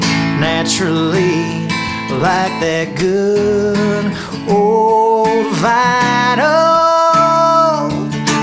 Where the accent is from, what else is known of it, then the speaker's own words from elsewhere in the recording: Michigan, United States; moved away as an adult; now in Nashville, United States; I'm from Michigan. I moved to Nashville about 2 years ago